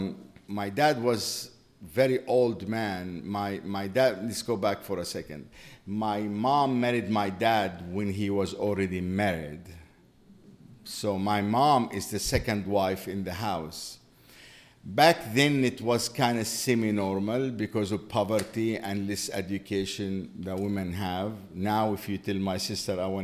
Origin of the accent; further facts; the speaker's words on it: West Bank, Palestine; moved away as an adult; also born or lived in Jerusalem / Qalqilya / England / Minneapolis; now in Chapel Hill, United States; I grew up in the West Bank of Jerusalem, of Jordan. It was the West Bank of Jordan.